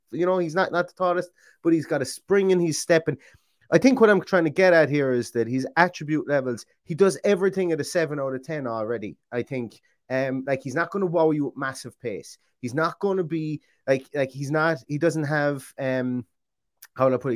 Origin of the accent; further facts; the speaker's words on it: Ireland; I'm Irish